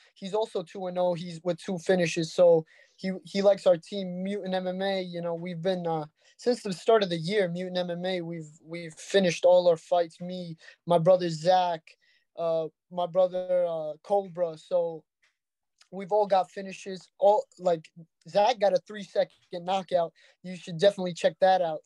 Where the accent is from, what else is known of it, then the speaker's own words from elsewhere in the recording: Brooklyn, New York, United States; We're from Brooklyn